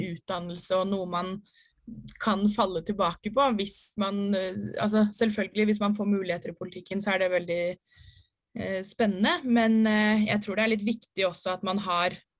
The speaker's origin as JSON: {"language": "Norwegian", "town": "Ski", "region": "Akershus", "country": "Norway", "moved": "as an adult", "lives_now": "Oslo, Norway", "said": "bodde hjemme i Ski"}